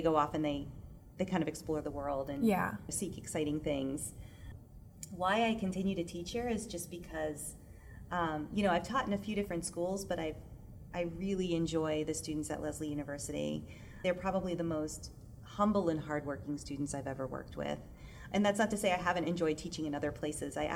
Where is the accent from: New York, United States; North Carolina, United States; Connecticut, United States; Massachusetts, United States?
Massachusetts, United States; Boston; I was born in Boston. You know, I grew up in Massachusetts